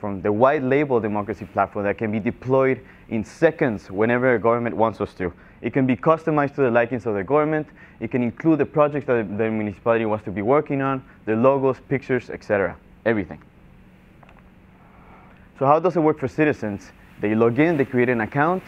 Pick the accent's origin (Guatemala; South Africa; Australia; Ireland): Guatemala; also born or lived in Florida; now in Miami, United States; I was born and raised in Guatemala